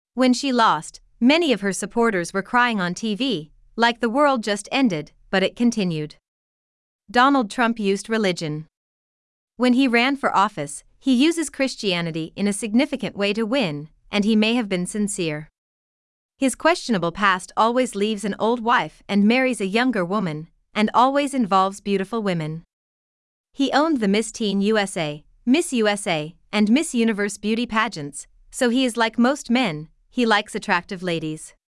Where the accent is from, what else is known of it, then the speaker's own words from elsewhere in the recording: United States; As an American